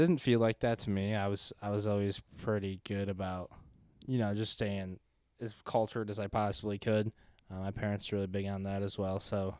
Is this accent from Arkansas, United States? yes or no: no; Southwest Michigan, United States; I grew up in Southwest Michigan.